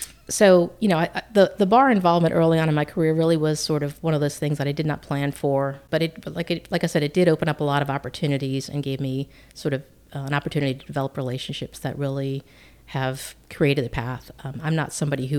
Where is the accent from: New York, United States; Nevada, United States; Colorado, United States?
New York, United States; Massapequa; moved away as an adult; also born or lived in Illinois; I grew up there, lived in the same house in a town called Massapequa all my growing up.